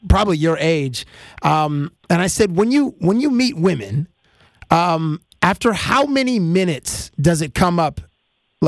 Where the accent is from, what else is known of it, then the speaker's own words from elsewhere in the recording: Canada; I'm Canadian